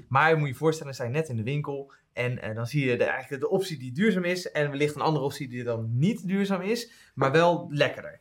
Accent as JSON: {"language": "Dutch", "area": "Westland", "region": "South Holland", "country": "Netherlands", "moved": "yes", "said": "ik kom natuurlijk uit het Westland oorspronkelijk"}